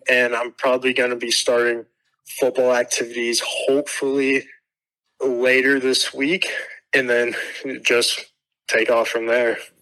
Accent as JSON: {"language": "English", "town": "Tucson", "region": "Arizona", "country": "United States", "said": "I'm from Tucson"}